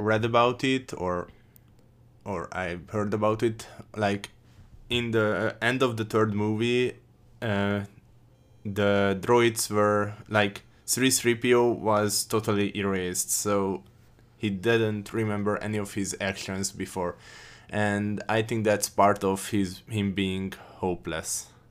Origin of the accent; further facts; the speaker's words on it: Hungary; I'm from Hungary